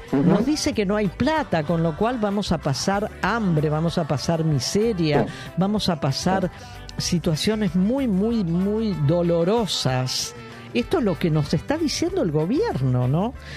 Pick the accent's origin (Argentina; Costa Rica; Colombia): Argentina